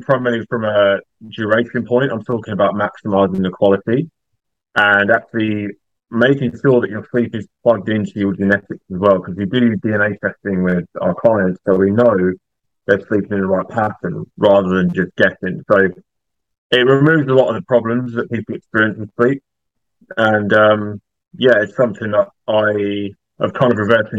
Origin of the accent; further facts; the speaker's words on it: East of England, United Kingdom; I'm from the UK, more specifically England. I live about 30 minutes north of London in a town called Bedfordshire.